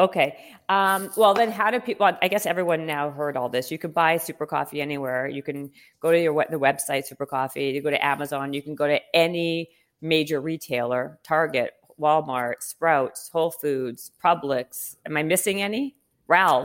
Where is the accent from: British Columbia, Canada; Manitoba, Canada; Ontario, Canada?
Manitoba, Canada; Winnipeg; moved away; also born or lived in Toronto; I'm from, well, Winnipeg and then Toronto